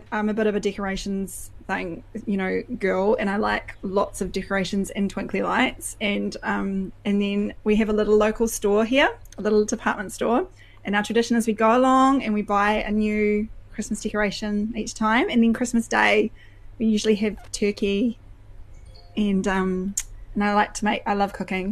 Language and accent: English; New Zealand; you're a Kiwi